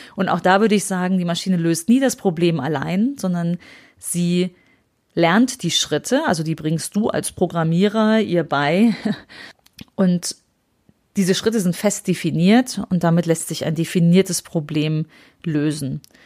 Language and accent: German; Aachen, North Rhine-Westphalia, Germany; Bei uns in Aachen